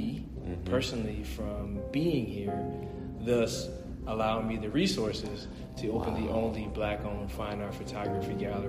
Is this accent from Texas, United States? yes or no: no; Philadelphia, Pennsylvania, United States; I'm from Germantown. I'm from here